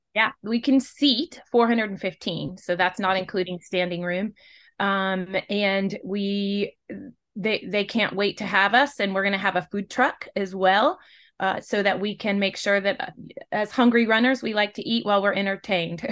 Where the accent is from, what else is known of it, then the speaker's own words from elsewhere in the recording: West Coast, United States; now in Western North Carolina, United States; originally, I'm from the West Coast